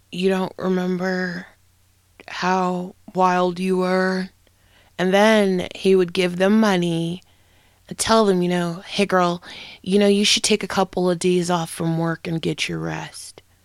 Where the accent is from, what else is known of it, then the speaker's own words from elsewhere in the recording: United States; I'm an American